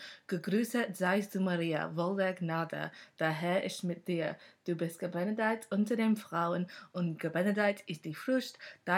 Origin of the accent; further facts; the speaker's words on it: Manchester, North West England, United Kingdom; moved away as an adult; also born or lived in Liverpool; now in London, United Kingdom; Born in Manchester, technically Oldham Hospital. So yeah, I am a pie head, but my postcode is M3.